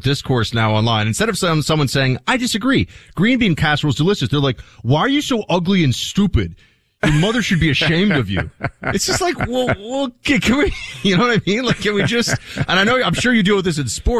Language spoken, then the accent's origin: English; New York, United States; as a New Yorker